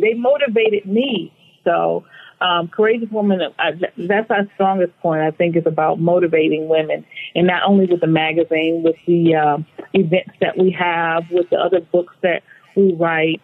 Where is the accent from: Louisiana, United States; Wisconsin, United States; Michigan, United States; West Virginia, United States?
Michigan, United States; Flint; moved away as an adult; now in California, United States; I grew up in Flint, Michigan. Um, so I've been, I grew up there and moved here in my mid 30s into California